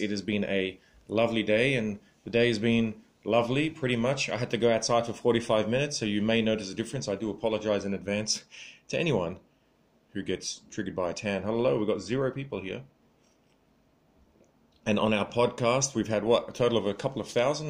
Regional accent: Sydney, New South Wales, Australia; I am from Sydney

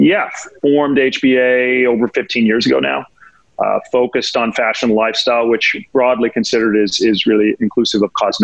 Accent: Laguna Beach, California, United States; moved away as an adult; also born or lived in Los Angeles, United States; now in New York, United States; I was born in LA, so West Coast guy, born and raised in Laguna Beach

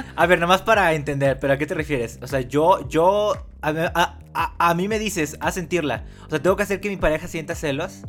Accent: Mexico; los dos somos mexicanos y venimos más o menos del mismo lugar

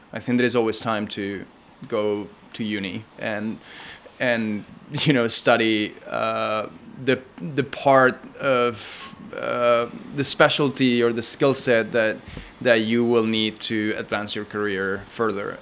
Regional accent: Madrid, Community of Madrid, Spain; also born or lived in New York; now in Los Angeles, United States; I grew up in Madrid

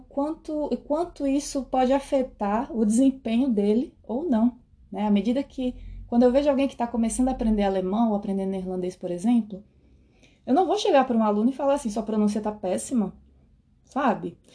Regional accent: Brazil; moved away as an adult; now in Netherlands

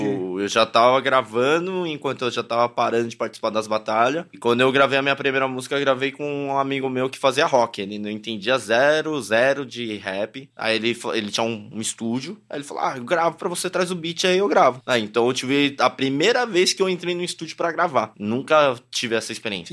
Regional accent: São Paulo, Brazil; also born or lived in Toronto, Canada; eu nasci literalmente no Canindé, no Braz Paricanindé né? Então, é o meu linguajar, é o meu jeito como eu cresci lá

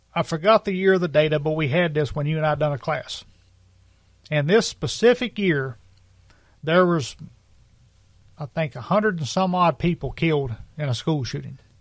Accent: United States; as American citizens

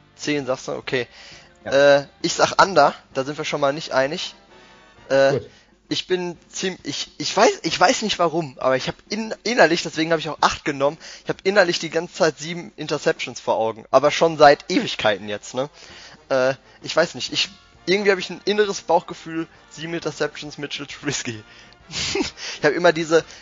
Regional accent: Bochum, North Rhine-Westphalia, Germany; Ich bin aus dem Ruhrgebiet. Äh, ich komme aus Bochum

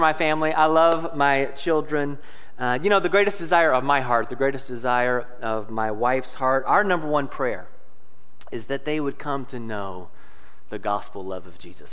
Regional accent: Louisville, Kentucky, United States; moved away as an adult; now in Noblesville, United States; I'm originally from Louisville, Kentucky. I was born and raised there

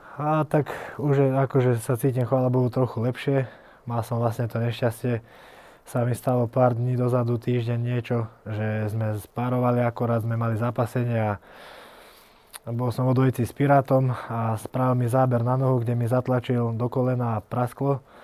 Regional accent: Selenča, Vojvodina, Serbia; now in Slovakia; Ja som sa narodil vlastne pri takej dedinke v, pri Novom Sade, to je vo Vojvodine.

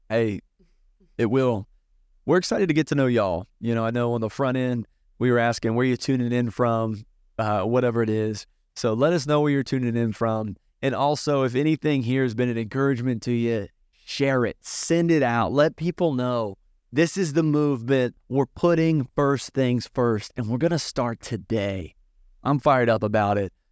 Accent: Southern Virginia, United States; I grew up in Southern Virginia

